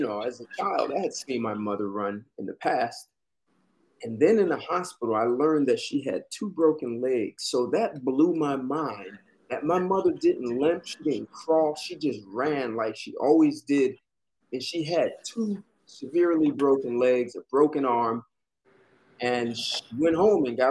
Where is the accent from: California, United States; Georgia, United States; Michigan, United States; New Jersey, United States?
New Jersey, United States; I was born in New Jersey.